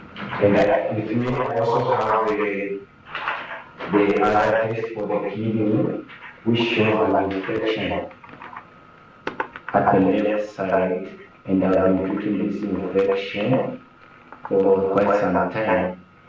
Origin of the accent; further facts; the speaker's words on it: Zambia; I am from Zambia.